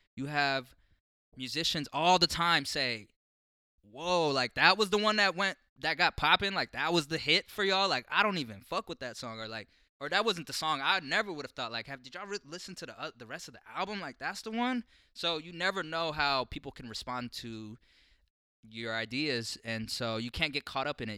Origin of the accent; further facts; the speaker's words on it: Portland, Oregon, United States; growing up in North Portland, in Columbia Villa